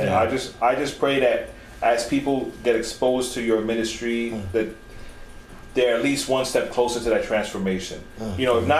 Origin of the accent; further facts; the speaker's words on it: New York City, New York, United States; You know, we're from the Bronx.